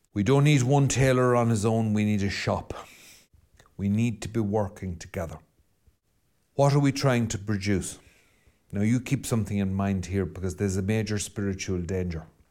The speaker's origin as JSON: {"language": "English", "area": "Mayo", "region": "Connacht", "country": "Ireland", "said": "I'm Irish as far back on both sides as anyone can tell. We've clung to the side of the same rock and mayo for I don't know how long"}